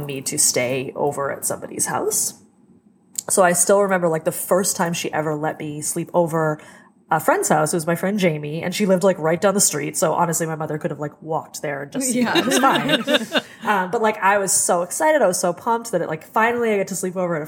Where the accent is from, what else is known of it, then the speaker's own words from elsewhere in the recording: United States; I'm a tattooed American gal